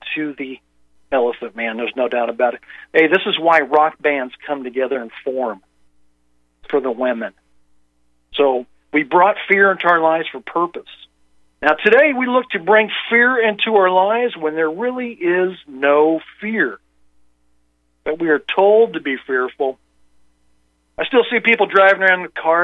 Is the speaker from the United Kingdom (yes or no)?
no; Indiana, United States; moved away; I grew up in Indiana